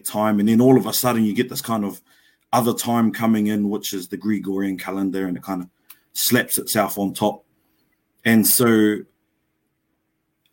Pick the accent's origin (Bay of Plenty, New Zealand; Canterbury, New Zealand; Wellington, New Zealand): Wellington, New Zealand; Lower Hutt; moved away as an adult; now in Auckland, New Zealand; born and raised in Te Awa Kairangi, the original name for Lower Hutt, in Wellington